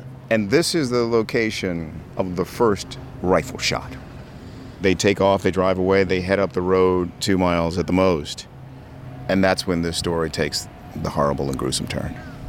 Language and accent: English; Maryland, United States; growing up in Maryland.